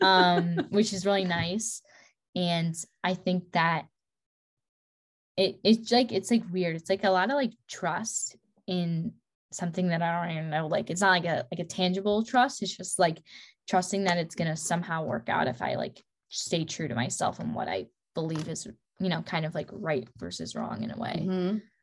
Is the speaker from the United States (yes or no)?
yes; Midwest, United States; moved away as an adult; now in Dallas, United States; I grew up in the Midwest